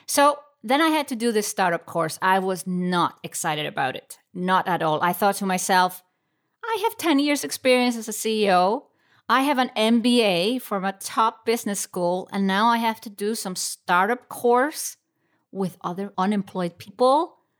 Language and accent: English; Iceland; moved away as an adult; now in Switzerland; I found myself in Switzerland, not in my home country, Iceland